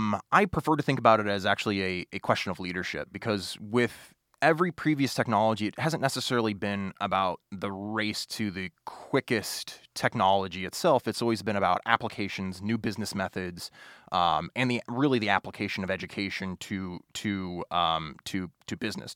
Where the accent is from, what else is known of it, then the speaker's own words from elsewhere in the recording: Springfield, Illinois, United States; So, you know, I'm originally from Springfield, Illinois, but my grandparents lived in Olney, Illinois, which is a small little micropolitan area in southern Illinois.